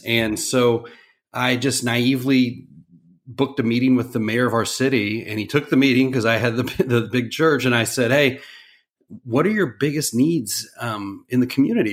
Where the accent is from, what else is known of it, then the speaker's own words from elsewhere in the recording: Dallas, Texas, United States; growing up in Dallas